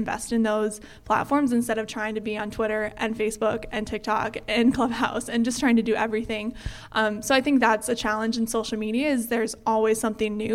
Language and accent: English; Fargo, North Dakota, United States; moved away as an adult; also born or lived in Eau Claire, Wisconsin; growing up in the Fargo-Moorhead area